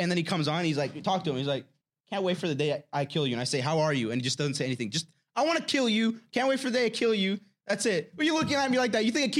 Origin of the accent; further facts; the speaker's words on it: Canada; I'm from Canada. Born there.